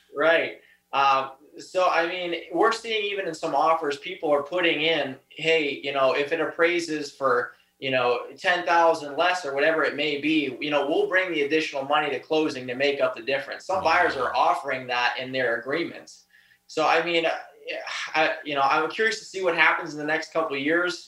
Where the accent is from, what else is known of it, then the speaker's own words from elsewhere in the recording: Erie County, Pennsylvania, United States; I was born and raised here